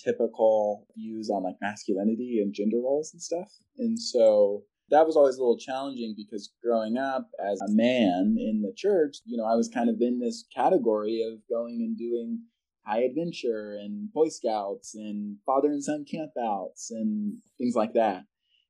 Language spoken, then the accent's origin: English; California, United States; moved away; also born or lived in Texas; I was born in California